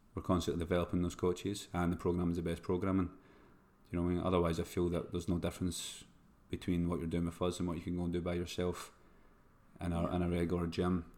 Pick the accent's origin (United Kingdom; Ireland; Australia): United Kingdom; Scotland; moved away; I've been away from Scotland for too long